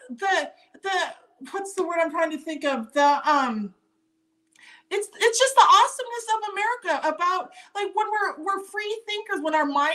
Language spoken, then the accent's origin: English; Montana, United States; growing up in Montana, as the oldest of four girls in a farming and ranching community